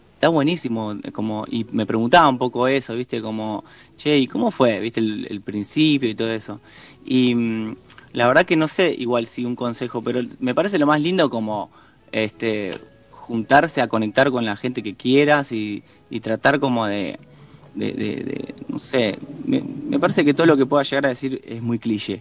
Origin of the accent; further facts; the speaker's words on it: Rosario, Santa Fe, Argentina; now in Buenos Aires, Argentina; somos de Rosario